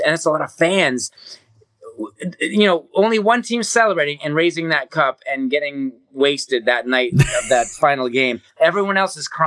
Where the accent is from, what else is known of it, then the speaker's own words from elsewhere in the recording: Hamilton, Ontario, Canada; growing up in Hamilton, having Detroit and Buffalo and Cleveland so close